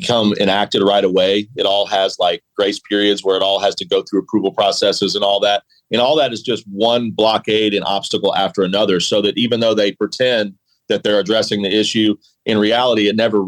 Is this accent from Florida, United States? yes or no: no; Atlanta, Georgia, United States; police officers that I grew up with in the Atlanta area.